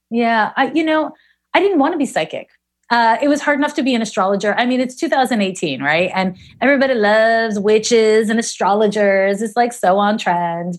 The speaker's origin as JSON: {"language": "English", "town": "Montreal", "region": "Quebec", "country": "Canada", "also_born_or_lived": "San Francisco", "moved": "as an adult", "lives_now": "Oakland, United States", "said": "I'm from Montreal"}